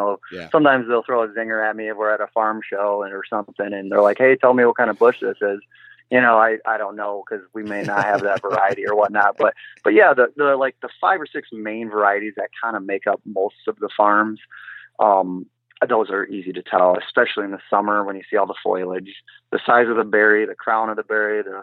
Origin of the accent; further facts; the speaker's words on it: Grand Haven, Michigan, United States; I am from Grand Haven, Michigan